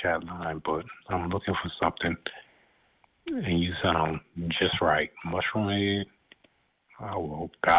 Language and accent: English; Louisiana, United States; I'm not from Alabama, I'm from Louisiana